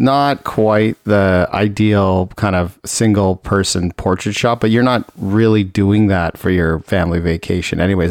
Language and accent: English; Toronto, Ontario, Canada; I grew up in Toronto, so I was there